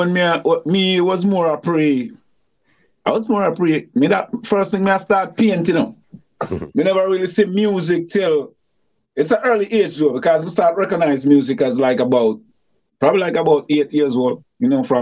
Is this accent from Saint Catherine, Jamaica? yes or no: no; Saint Thomas, Jamaica; born and grew in a place called Grand Spence, St. Thomas